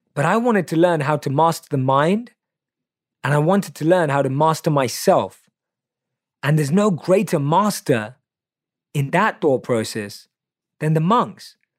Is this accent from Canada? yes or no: no; London, United Kingdom; I was born and raised in London, obviously you can tell by my accent